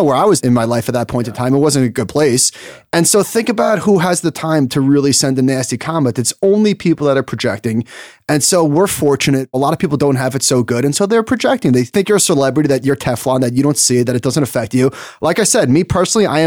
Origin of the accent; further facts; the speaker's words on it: Merrick, New York, United States; going back to Merrick, my hometown